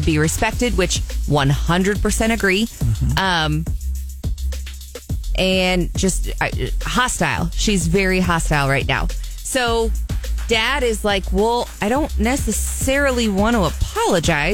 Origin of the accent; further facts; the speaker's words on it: Jefferson City, Missouri, United States; my hometown, Jeff City